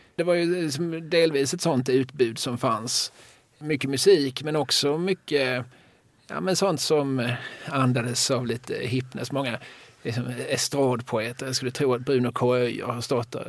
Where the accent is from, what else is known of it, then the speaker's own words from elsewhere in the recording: Eslöv, Skåne, Sweden; när jag var ung och bodde i Eslöv